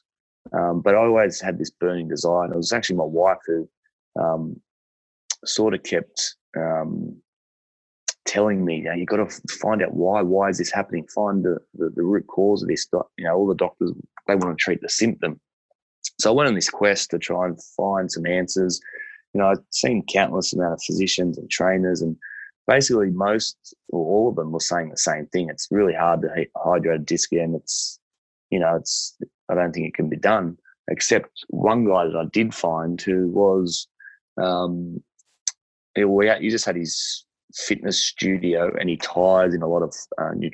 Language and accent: English; Liverpool, New South Wales, Australia; I grew up in Liverpool on 5 acres